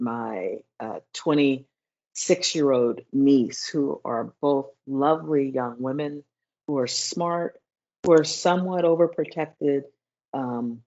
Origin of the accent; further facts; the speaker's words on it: Los Angeles, California, United States; growing up in Los Angeles in the 70s and 80s, it was a violent time.